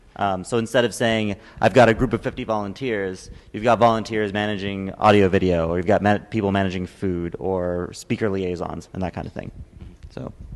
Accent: United Kingdom; I'm a Brit

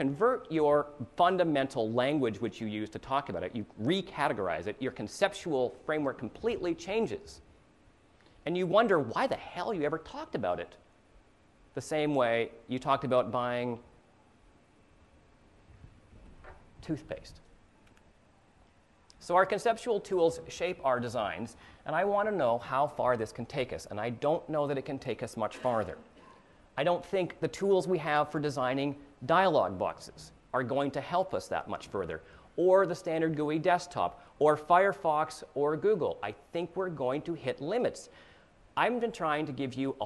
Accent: Canada; now in United States; I'm a Canadian

